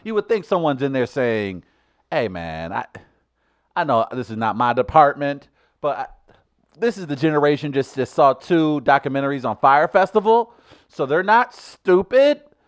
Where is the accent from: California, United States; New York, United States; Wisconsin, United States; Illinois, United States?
New York, United States; New York City; My home city